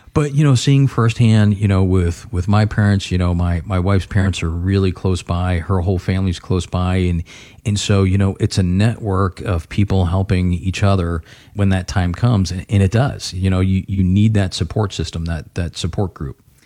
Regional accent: Florida, United States; now in Ohio, United States; I grew up in Florida

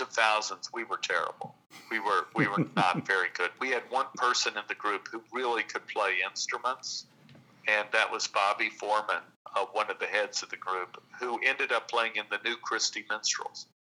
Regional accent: Texas, United States; we grew up in Texas

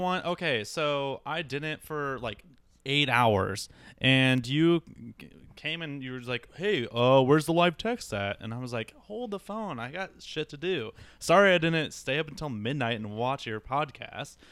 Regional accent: Iowa, United States; moved away as an adult; also born or lived in Milwaukee; now in Phoenix, United States; I'm from Iowa originally, grew up there, um, spent my entire life there until I moved to Milwaukee

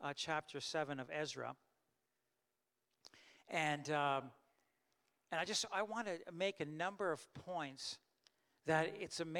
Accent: Canada; I was born in Canada and I grew up in Canada

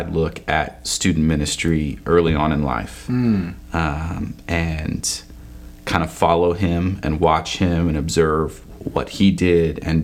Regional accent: Edmond, Oklahoma, United States; I grew up in Edmond, Oklahoma.

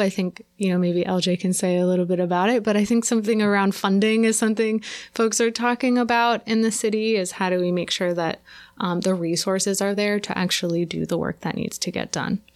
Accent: California, United States; now in New York, United States; I grew up in California

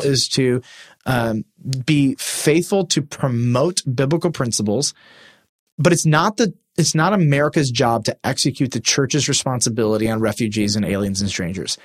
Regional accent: United States; we identified, before we identified as Americans, we, we identified as Christians

